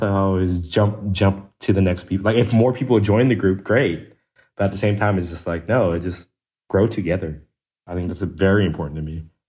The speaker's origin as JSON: {"language": "English", "region": "DMV", "country": "United States", "said": "I'm also from the DMV"}